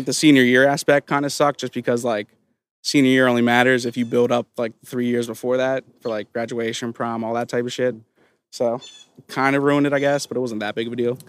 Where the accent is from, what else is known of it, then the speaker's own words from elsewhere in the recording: Claymont, Delaware, United States; also born or lived in Visalia, California; I'm from Claymont. Grew up here. I was born in California, actually.